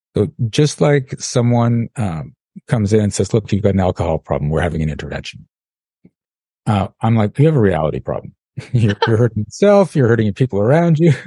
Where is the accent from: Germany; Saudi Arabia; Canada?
Canada; I'm from Canada.